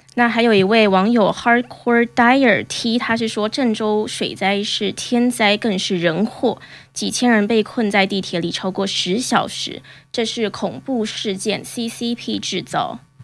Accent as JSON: {"language": "Chinese", "country": "Taiwan", "said": "我是台湾人"}